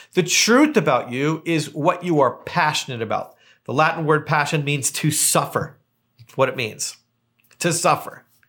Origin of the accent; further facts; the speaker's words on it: Hamilton, Ontario, Canada; moved away as an adult; now in Palm Springs, United States; I'm from Hamilton, Ontario, Canada, and I live, uh, here in Palm Springs